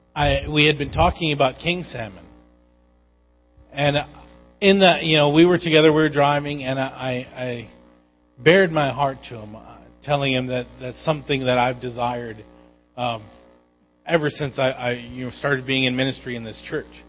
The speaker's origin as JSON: {"language": "English", "town": "Igiugig", "region": "Alaska", "country": "United States", "tie": "born or raised there", "moved": "yes", "said": "Growing up in Igiak"}